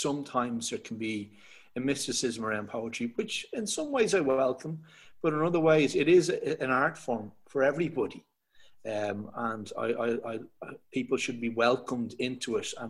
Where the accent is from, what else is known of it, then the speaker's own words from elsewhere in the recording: Dublin, Leinster, Ireland; also born or lived in Knocklyon / Tallaght; So I'm from Dublin. I am 38 now. I grew up in between Knocklyne initially, and then moved to Talla.